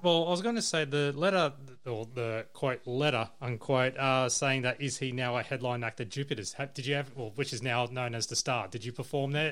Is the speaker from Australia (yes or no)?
yes; Campbelltown, New South Wales, Australia; now in Gold Coast, Australia; I'm based on the Gold Coast, but I come from New South Wales, or mainly Southwest Sydney, Campbelltown